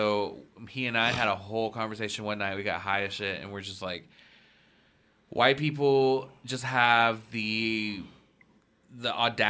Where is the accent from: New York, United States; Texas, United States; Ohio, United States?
Texas, United States; moved away; when I was home in Texas.